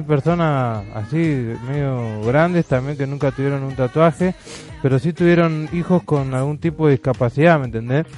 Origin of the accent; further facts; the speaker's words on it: Los Polvorines, Buenos Aires Province, Argentina; zona norte, los polorines